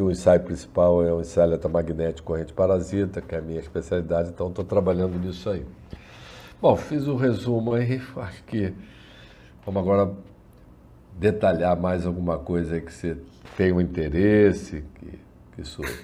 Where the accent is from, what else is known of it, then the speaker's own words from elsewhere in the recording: Rio de Janeiro, Brazil; moved away as an adult; now in Niterói, Brazil; Eu sou nascido é, criado no Rio de Janeiro. Hoje eu estou morando em, em, em, Niterói